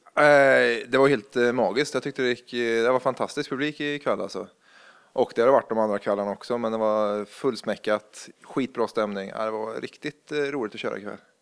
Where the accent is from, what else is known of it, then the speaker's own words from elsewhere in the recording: Värmland, Sweden; now in Gothenburg, Sweden; jag är från Värmland, från en liten bruksort